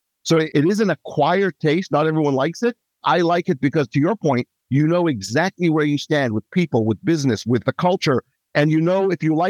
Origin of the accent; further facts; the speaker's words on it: Israel; moved away as an adult; also born or lived in Asia; now in Bellevue, United States; I'm originally from Israel. I was raised as a child in Asia. My dad was in shipping. Then back to Israel, teenage years, young adulthood, and then came to the Seattle area